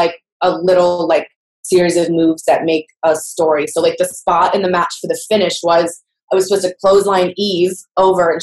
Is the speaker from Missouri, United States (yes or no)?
no; Houston, Texas, United States; my hometown of Houston